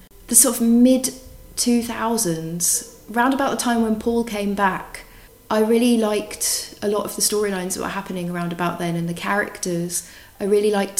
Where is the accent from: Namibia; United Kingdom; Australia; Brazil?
United Kingdom; moved away as an adult; now in Switzerland; I'm from very near to London. I grew up in a town just northwest of London. And I moved out to Switzerland 4 years ago for work